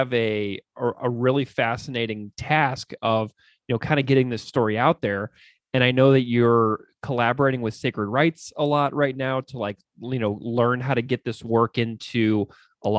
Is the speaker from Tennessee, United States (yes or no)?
no; St. Louis, Missouri, United States; whenever I was in school growing up in St. Louis in the Midwest